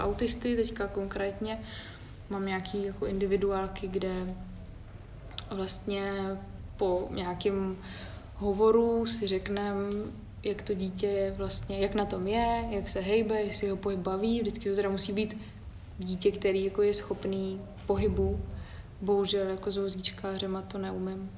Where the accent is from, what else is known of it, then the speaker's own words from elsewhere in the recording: Havlíčkův Brod area, Vysočina Region, Czechia; moved away; na Havlíčku Brodsku, tam odkud pocházím